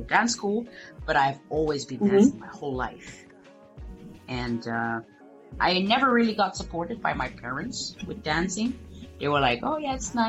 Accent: Angola; I'm from Angola

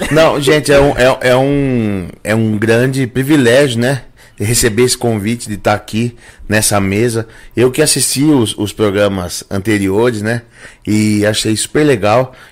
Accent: Rio Claro, São Paulo, Brazil; minha cidade natal, que aonde eu nasci e me criei. Depois fui estudar no Rio de Janeiro, mas aqui eu fiquei a maior parte do, da minha vida, né?

